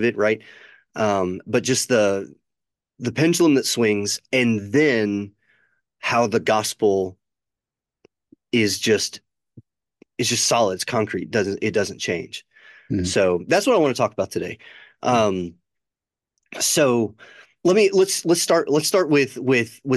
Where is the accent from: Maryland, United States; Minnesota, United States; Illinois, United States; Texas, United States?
Illinois, United States; near Chicago; moved away; When I was growing up near Chicago